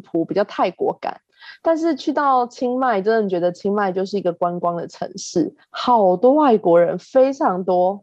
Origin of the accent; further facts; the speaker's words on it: Taiwan; 我来自台湾